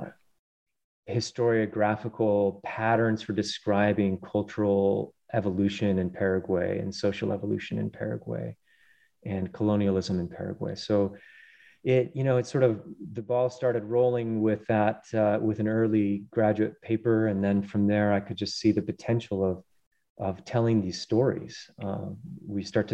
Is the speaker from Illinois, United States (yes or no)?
no; Colorado, United States; I grew up in mainly in Colorado on the plains and then spending lots of time in the Rockies